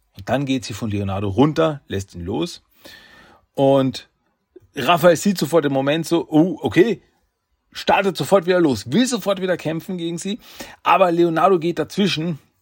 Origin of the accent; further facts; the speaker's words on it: Austria; Ich bin Österreicher